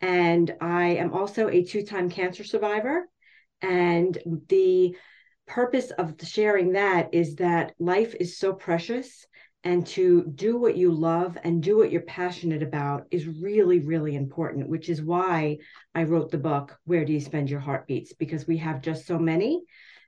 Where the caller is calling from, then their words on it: Hackettstown, New Jersey, United States; I am coming from Hackettstown, New Jersey, the home of the M&M.